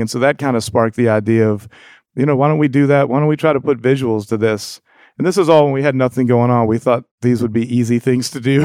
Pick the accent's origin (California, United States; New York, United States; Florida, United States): Florida, United States; Jacksonville; growing up on Mente Street in Jacksonville.